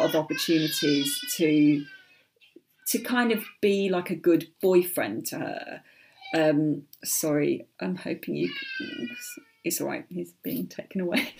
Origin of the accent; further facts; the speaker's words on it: United Kingdom; being British